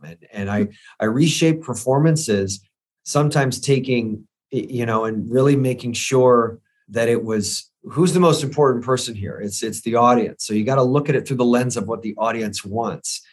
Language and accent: English; St. Petersburg, Florida, United States; I grew up in Saint Petersburg, Florida